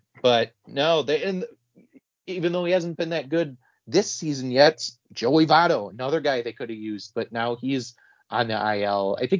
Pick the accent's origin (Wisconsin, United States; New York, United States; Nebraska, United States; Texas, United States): Wisconsin, United States; northern; I am from very northern Wisconsin.